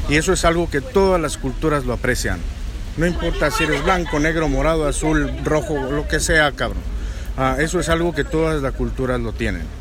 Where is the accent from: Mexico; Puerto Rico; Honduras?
Mexico; Michoacán; que soy de Michoacán, para nosotros la comida es cultura